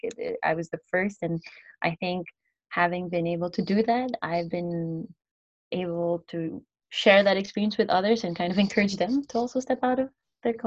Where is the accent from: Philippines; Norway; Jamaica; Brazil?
Philippines; moved away as an adult; also born or lived in United States / Ghana / Indonesia; now in Spain; I'm from the Philippines and I studied in the U.S.